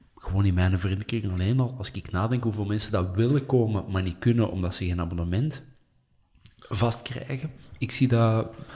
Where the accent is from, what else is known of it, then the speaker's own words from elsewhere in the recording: Essen, Flanders, Belgium; also born or lived in Antwerp / Wilrijk / Hoboken; now in Kempen, Belgium; ik ben opgegroeid in Essen